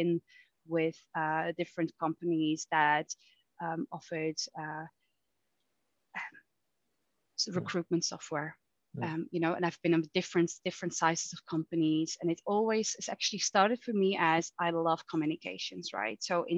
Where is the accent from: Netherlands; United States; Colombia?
Netherlands; now in United Kingdom; when I moved from the Netherlands to the UK, it was actually because I really wanted to do a master's degree, but I also really love the UK.